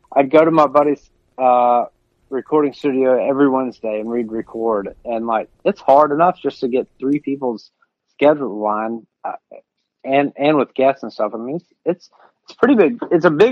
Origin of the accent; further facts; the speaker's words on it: Middle Tennessee, United States; growing up in Middle Tennessee